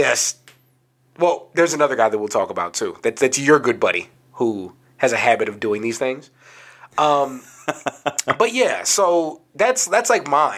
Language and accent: English; San Antonio, Texas, United States; we're kids growing up in San Antonio